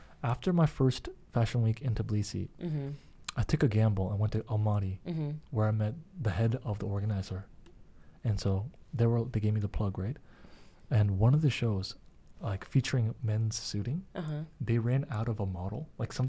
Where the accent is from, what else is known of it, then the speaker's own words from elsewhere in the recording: Oregon, United States; also born or lived in Korea; I'm from Oregon